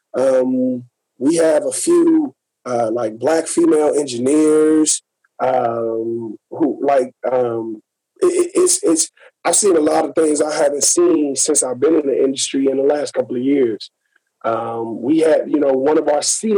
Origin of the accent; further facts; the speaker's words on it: Gary, Indiana, United States; moved away; also born or lived in San Diego / San Jose; coming up, like I said, from Gary, Indiana